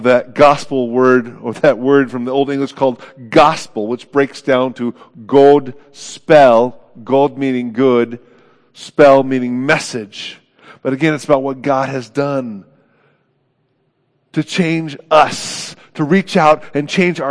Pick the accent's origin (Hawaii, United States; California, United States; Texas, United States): California, United States; Oakland; moved away; my hometown of Oakland.